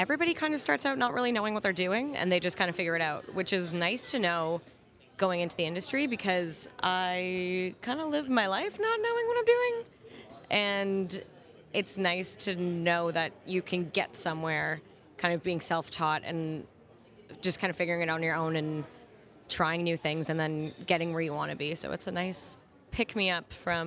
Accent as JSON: {"language": "English", "town": "Windsor", "region": "Ontario", "country": "Canada", "moved": "as an adult", "lives_now": "Toronto, Canada", "said": "I am from Windsor, Ontario, and I moved up to Toronto about 4 years ago"}